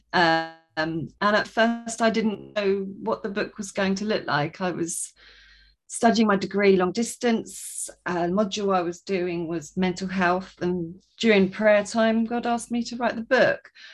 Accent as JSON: {"language": "English", "area": "Sussex", "region": "South East England", "country": "United Kingdom", "said": "I am from Sussex in England, so just on the south coast there"}